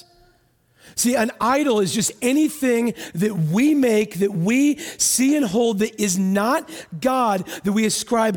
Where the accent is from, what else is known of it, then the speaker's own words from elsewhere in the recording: United States; I'm from America.